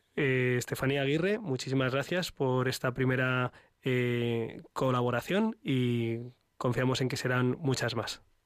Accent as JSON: {"language": "Spanish", "country": "Spain"}